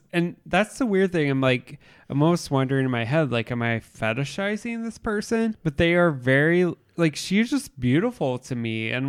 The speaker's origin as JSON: {"language": "English", "town": "Indianapolis", "region": "Indiana", "country": "United States", "said": "I'm from Chicago. Not really though. I'm from Indy."}